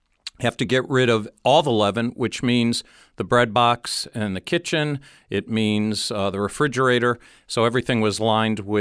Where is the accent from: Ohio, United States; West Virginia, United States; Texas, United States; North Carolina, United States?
Ohio, United States; Northeast; I grew up in Northeast Ohio